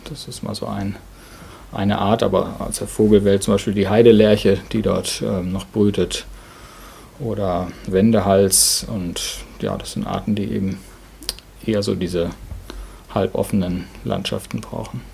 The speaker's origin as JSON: {"language": "German", "area": "Ruhr area", "region": "North Rhine-Westphalia", "country": "Germany", "moved": "as an adult", "lives_now": "Dannenberg, Germany", "said": "Ich komme eigentlich aus dem Ruhrgebiet, sozusagen das krasse Gegenteil von hier."}